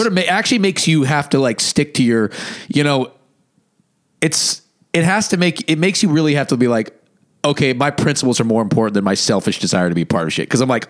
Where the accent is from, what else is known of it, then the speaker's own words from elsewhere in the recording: Boonville, California, United States; moved away; where I grew up in Boonville, there was no black people.